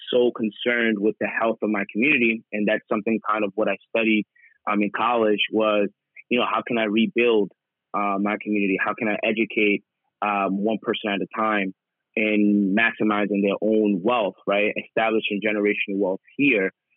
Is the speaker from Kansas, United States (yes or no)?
no; New York City, New York, United States; I was born and raised in the Bronx. I'm a New Yorker